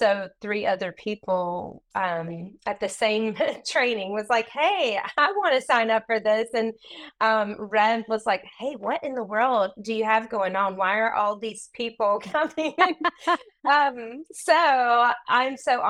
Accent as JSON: {"language": "English", "region": "the South", "country": "United States", "tie": "born or raised there", "also_born_or_lived": "India", "moved": "as an adult", "lives_now": "England", "said": "I grew up in the South"}